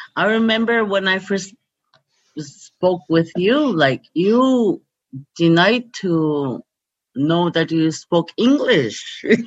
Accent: Quebec, Canada; first language Cree; English is a second language; we're from Quebec

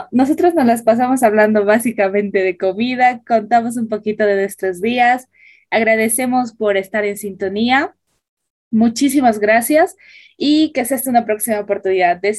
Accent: Cochabamba, Bolivia; Sí, como buen cochabambino, si ves a cualquier cochabambino por ahí, eso te va a decir que es comidita.

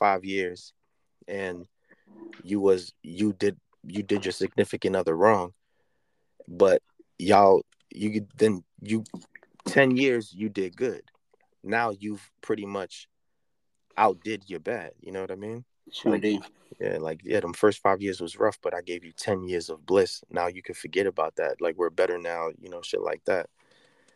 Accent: New York City, New York, United States; moved away as an adult; I've officially been out the Bronx for as long as I was in the Bronx

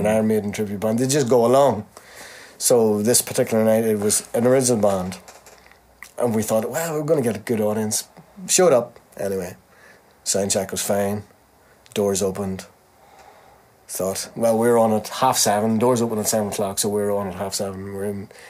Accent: Belfast, Northern Ireland, United Kingdom; We're from Belfast

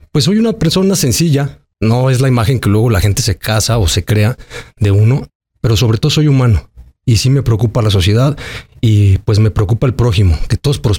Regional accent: Aguascalientes, Mexico; Soy un chavo que, crecí en Aguascalientes, en el barrio. Soy gente barrio.

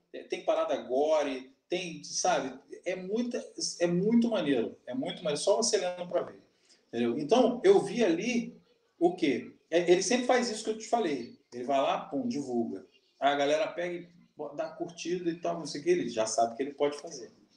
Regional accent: Brazil; eu sou brasileiro

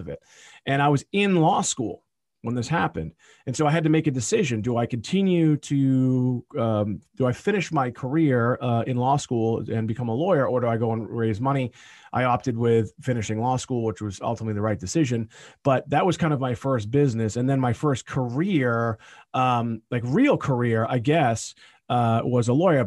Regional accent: Boston area, Massachusetts, United States; I'm here in my hometown where I grew up

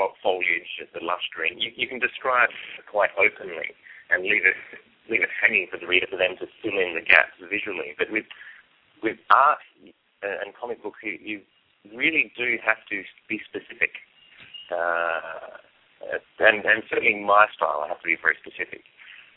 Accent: Australia; I'm an Australian

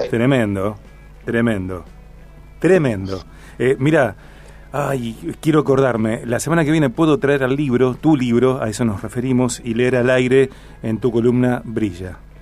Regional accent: Rosario, Santa Fe, Argentina

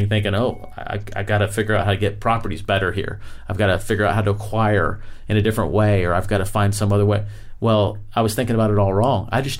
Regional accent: Florida, United States; I'm from Florida.

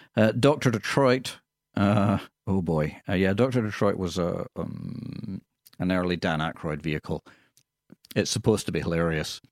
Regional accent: Scotland, United Kingdom; accent: Scottish; now in Australia; people would say, "Where's that accent from?" And I would say, "From Scotland."

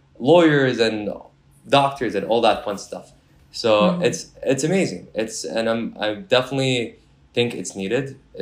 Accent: Kuwait; now in Canada; Moved to Kuwait and settled there. And from there, that was my upbringing. I was born in Kuwait.

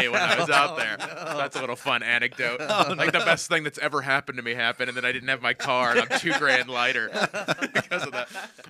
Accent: Indiana, United States; So I grew up in Northwest Indiana, so I'm a Cubs fan.

